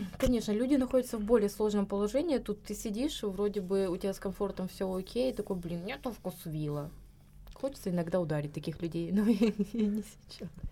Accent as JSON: {"language": "Russian", "region": "a stanitsa in Krasnodar Krai", "country": "Russia", "tie": "born or raised there", "moved": "as an adult", "lives_now": "Georgia", "said": "родилась в Станице в Краснодарском крае"}